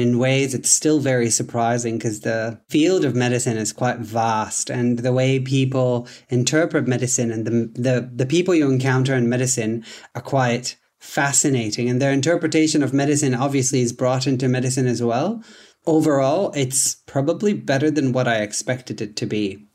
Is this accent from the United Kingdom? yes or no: no; Tanzania; English is a second language; moved away as an adult; also born or lived in Vancouver, Canada; now in Dubbo, Australia; I am originally from Tanzania. That's where I was born and raised until I was eighteen years old.